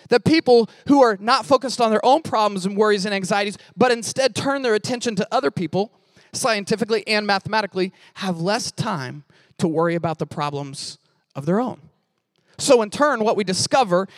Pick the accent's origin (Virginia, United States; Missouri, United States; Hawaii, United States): Missouri, United States; I'm from Missouri